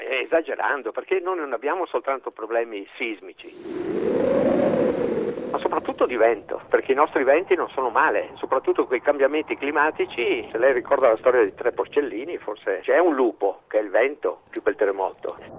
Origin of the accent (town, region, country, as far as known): Italy